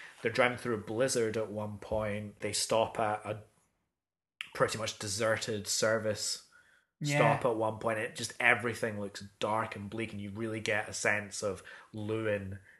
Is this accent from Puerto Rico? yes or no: no; Scotland, United Kingdom; I'm Scottish as well.